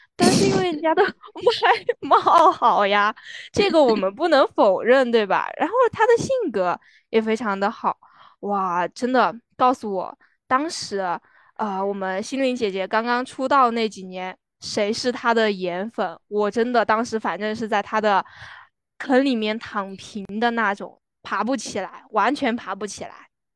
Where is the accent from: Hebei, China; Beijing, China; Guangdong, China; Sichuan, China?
Sichuan, China; 作为一个四川人